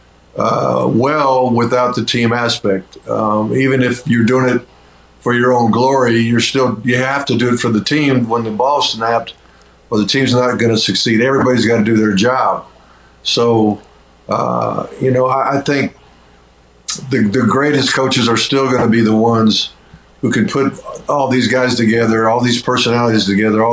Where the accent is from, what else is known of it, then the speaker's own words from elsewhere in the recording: Omaha, Nebraska, United States; I was born in Omaha, Nebraska, so I got a chance to be in Rosenblatt a couple times as a kid